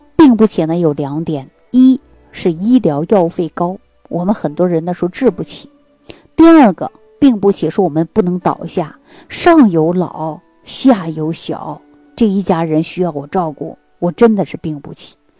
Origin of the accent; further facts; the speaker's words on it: Northeast China, China; 对我们东北人来讲